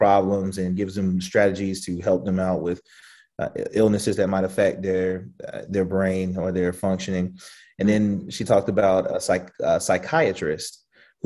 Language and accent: English; the South, United States; we grew up in the South